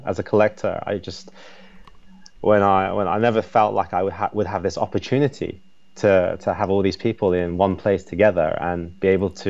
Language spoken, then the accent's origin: English; England, United Kingdom; now in Shanghai, China; I was brought up in England